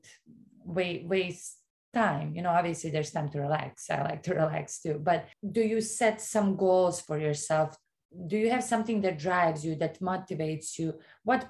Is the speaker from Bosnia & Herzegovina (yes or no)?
yes; Bosnia & Herzegovina; now in United States; I grew up in Bosnia where I know how it is not to have anything. And I'm like one of those that, you know, is an American now